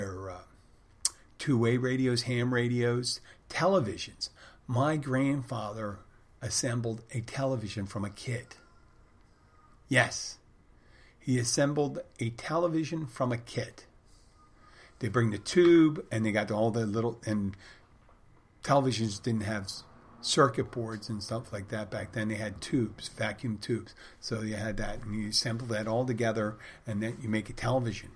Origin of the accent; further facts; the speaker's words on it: Philadelphia, Pennsylvania, United States; I said I was from Philadelphia